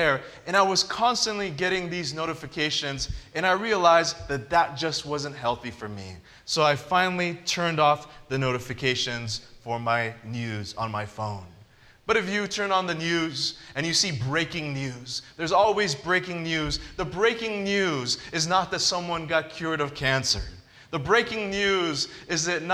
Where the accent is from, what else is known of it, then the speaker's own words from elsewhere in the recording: Southern California, United States; I grew up in Southern California